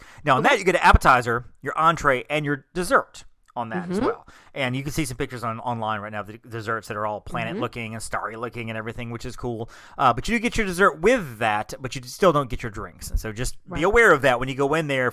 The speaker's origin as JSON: {"language": "English", "region": "Alabama", "country": "United States", "said": "I'm from Alabama."}